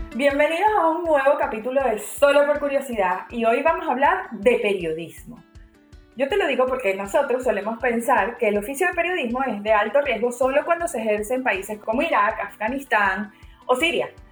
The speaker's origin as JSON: {"language": "Spanish", "country": "Venezuela", "said": "yo vengo de Venezuela"}